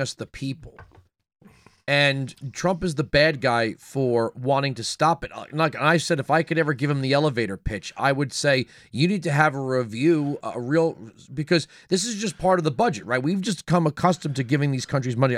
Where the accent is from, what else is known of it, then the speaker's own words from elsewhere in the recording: Long Island, New York, United States; moved away; I'm from Long Island, uh, originally.